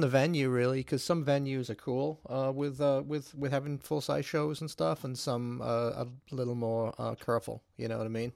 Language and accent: English; England, United Kingdom; also born or lived in Chicago area; now in Chicago, United States; I'm from England originally, but obviously, but I'm uh, I've been living in the Chicago area for the last thirty years or something like that.